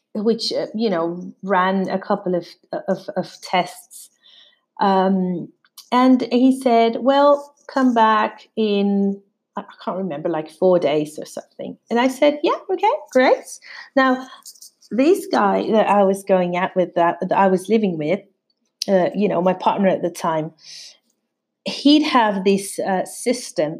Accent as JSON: {"language": "English", "country": "Mexico", "also_born_or_lived": "London", "moved": "as an adult", "said": "We're from Mexico. We, we were both from Mexico"}